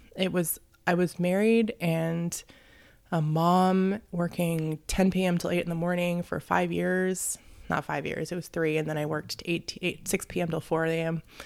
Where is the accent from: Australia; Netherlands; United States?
United States; Tukwila, Washington; I grew up in Tukwila.